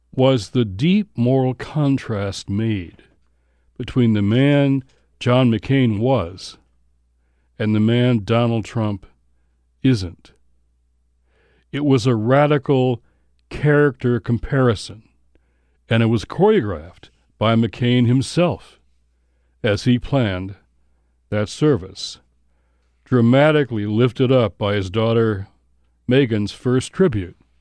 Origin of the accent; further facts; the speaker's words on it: Detroit, Michigan, United States; I grew up in Motown